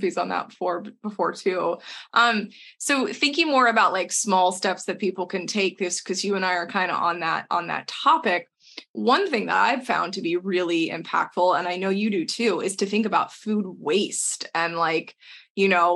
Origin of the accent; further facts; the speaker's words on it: Texas, United States; moved away; we are two people from Texas originally